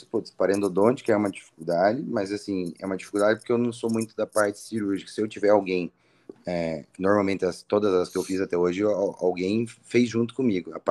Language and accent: Portuguese; Fortaleza, Ceará, Brazil; now in Curitiba, Brazil; O que, que, você achou da minha terra?